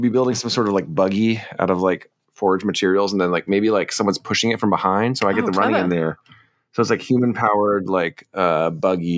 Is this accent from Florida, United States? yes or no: no; Olympic Peninsula, Washington, United States; I grew up in the Olympic Peninsula of Washington State